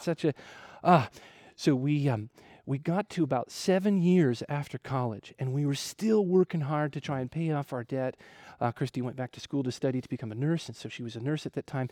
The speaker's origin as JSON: {"language": "English", "region": "Ohio", "country": "United States", "tie": "born or raised there", "moved": "as an adult", "lives_now": "Wamena, Indonesia", "said": "I grew up in Ohio"}